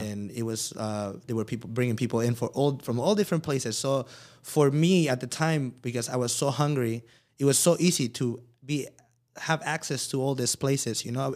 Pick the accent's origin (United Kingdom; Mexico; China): Mexico; moved away; I came from Mexico